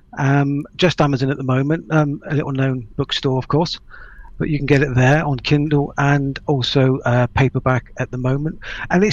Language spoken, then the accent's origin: English; Melksham, South West England, United Kingdom; also born or lived in Trowbridge; I grew up in Melksham, which is just further down the road. So I'm very local.